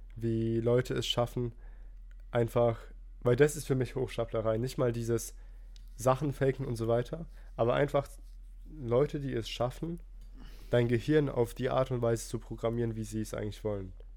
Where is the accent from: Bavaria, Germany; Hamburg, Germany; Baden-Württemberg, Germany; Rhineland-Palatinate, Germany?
Rhineland-Palatinate, Germany; ich komme ja aus der Pfalz